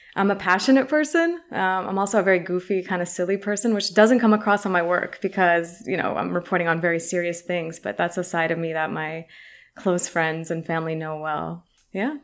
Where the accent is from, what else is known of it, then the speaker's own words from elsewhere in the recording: San Francisco, California, United States; first language Arabic; English is a second language; I am a Palestinian American uh, Muslim woman, born and raised in San Francisco, product of the public school system here